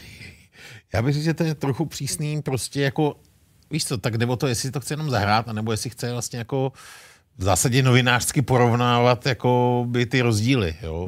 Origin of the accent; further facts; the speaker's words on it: Bohemia, Czechia; u nás v Čechách